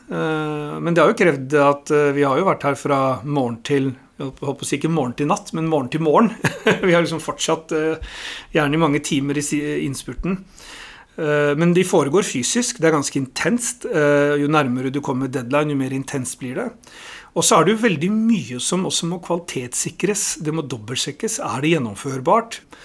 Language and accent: Norwegian; Oslo, Norway; jeg er jo født og oppvokst i Oslo, så jeg er ordentlig Oslo-gutt